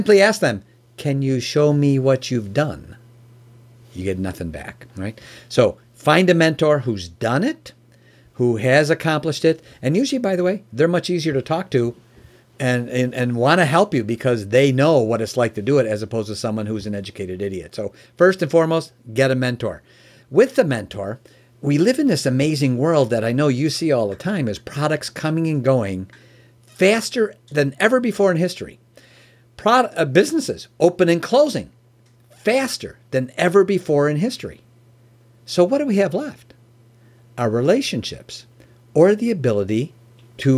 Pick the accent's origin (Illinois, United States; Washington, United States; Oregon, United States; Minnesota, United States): Illinois, United States; Chicago; also born or lived in Oak Brook; I'm originally from Chicago and lived in the Oak Brook area.